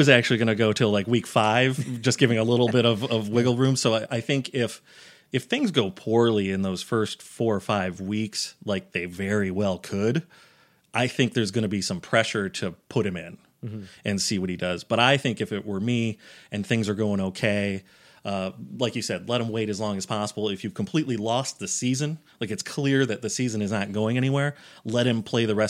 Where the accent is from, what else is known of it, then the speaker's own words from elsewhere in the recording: United States; I grew up in Giants and Jets country in a small town. I grew up on a dairy farm